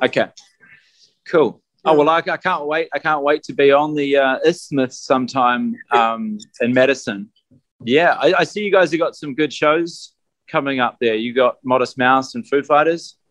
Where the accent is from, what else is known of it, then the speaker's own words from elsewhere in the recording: New Zealand; we're from New Zealand